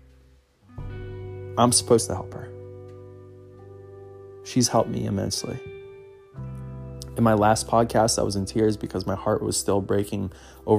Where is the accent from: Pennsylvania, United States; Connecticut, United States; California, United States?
Pennsylvania, United States; Philadelphia; Every little thing that I love in my hometown